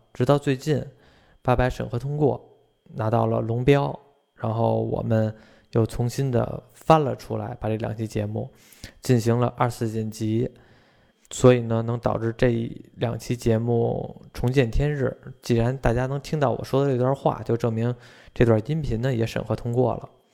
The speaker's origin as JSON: {"language": "Chinese", "region": "Beijing suburbs", "country": "China", "said": "其实我是北京的，但是我也是北京郊区的"}